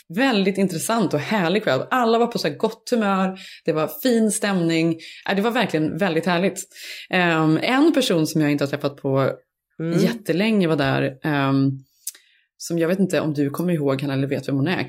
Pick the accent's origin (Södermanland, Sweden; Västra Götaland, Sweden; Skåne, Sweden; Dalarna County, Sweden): Västra Götaland, Sweden; Borås; moved away as an adult; also born or lived in Stockholm; från, från Borås, då var jag ju, hade jag precis tagit studenterna. Så jag var, mössan var fortfarande på nästan när jag flyttade upp till Stockholm